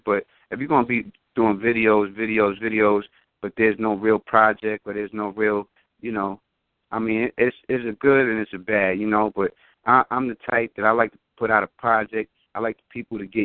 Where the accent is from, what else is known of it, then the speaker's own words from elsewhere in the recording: New York, United States; I'm from New York